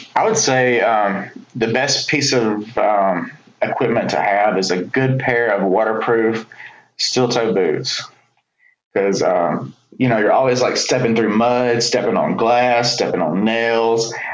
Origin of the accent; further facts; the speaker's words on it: Birmingham, Alabama, United States; growing up in Birmingham